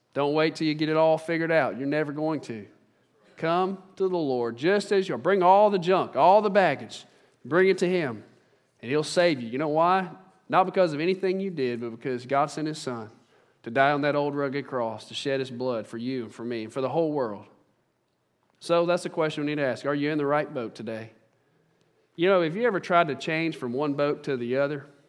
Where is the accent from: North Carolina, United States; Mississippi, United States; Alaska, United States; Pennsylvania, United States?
Mississippi, United States; Central; I'm from Central Mississippi.